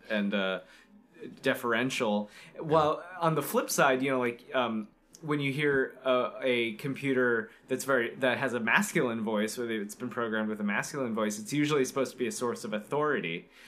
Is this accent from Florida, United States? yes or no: yes; Florida, United States; growing up in Florida